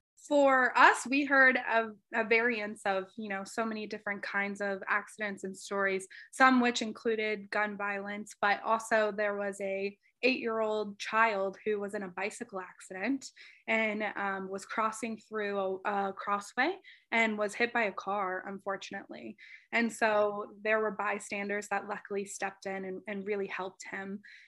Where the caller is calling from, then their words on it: Rochester, Minnesota, United States; I am joining from Rochester, Minnesota, where we are hopefully just getting out of the winter.